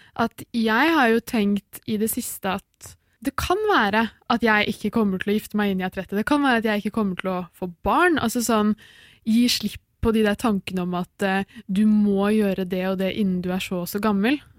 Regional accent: Oslo, Norway; moved away as an adult; now in Bergen, Norway; jeg er fra Oslo.

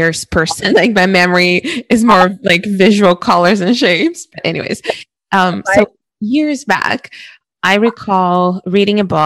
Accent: Brazil; growing up in Brazil, in a very dangerous country

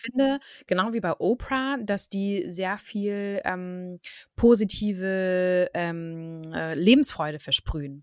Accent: Germany; bei uns in Deutschland

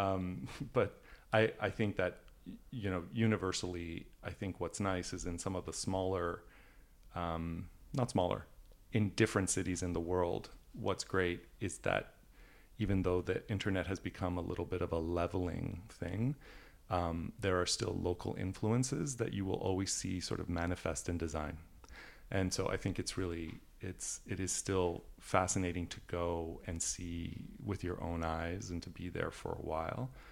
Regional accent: Canada; also born or lived in Italy; now in United States; the European side of my family and the fact that I grew up in Canada

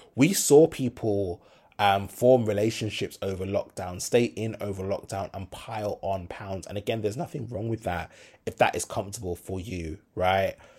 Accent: Birmingham, West Midlands, United Kingdom; I'm from Brum.

